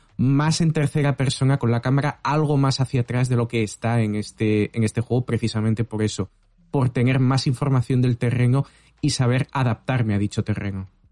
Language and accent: Spanish; Valencia, Valencian Community, Spain; yo soy de Valencia